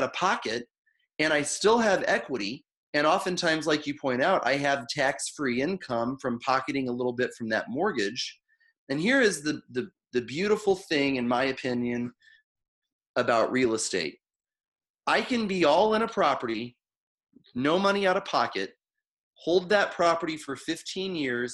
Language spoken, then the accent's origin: English; Missouri, United States; now in St. Louis, United States; I'm from Missouri, so I moved to St. Louis 20 years ago